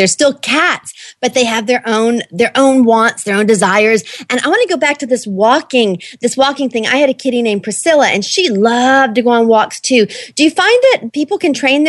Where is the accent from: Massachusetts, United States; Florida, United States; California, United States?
Florida, United States; Jacksonville; I grew up in Jacksonville, Florida.